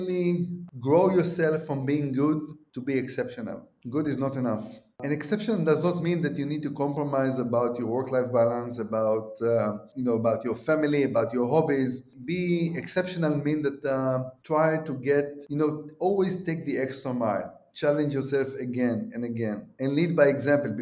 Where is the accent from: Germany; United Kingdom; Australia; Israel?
Israel; I'm from Israel